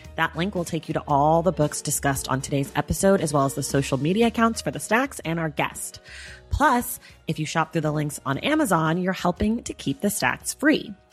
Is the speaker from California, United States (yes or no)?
yes; California, United States; I'm a Californian black person